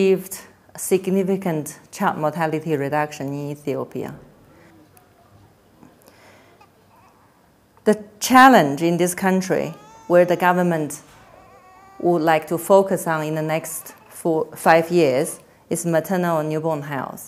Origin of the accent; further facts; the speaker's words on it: Beijing, China; moved away as an adult; also born or lived in Lahore, Pakistan / Nepal; I was born in Beijing, and I studied medicine in China, in Beijing as well. And I did my master's degree also in Beijing